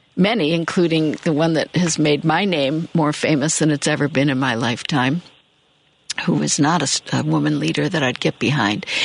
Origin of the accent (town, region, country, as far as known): Michigan, United States; born or raised there; now in Chicago, United States